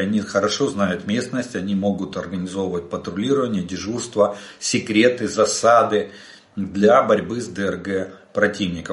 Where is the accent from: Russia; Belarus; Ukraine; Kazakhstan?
Ukraine; мы из Украины